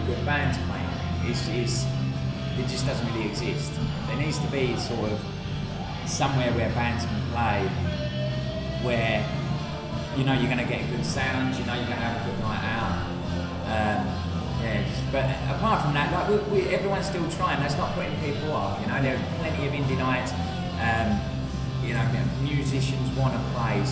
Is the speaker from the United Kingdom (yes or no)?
yes; United Kingdom; now in Bangkok, Thailand; we are British